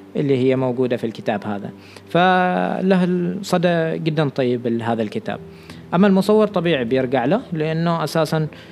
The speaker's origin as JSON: {"language": "Arabic", "country": "Oman", "said": "نحن كمجتمع عماني عندنا اشياء خاطئه"}